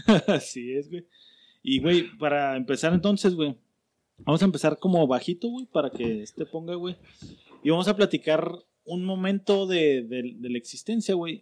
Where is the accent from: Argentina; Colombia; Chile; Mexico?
Mexico; como mexas